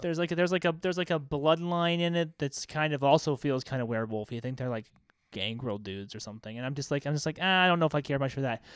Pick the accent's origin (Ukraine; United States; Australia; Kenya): United States; American Southwest; we're guys from the American Southwest